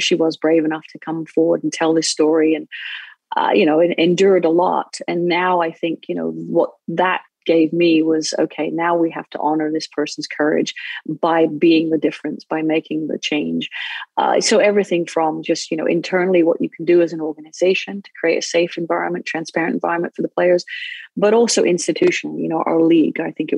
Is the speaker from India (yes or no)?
no; England, United Kingdom; now in United States; Well, I grew up in England, where it is, it's known as football most around the world, except America, actually.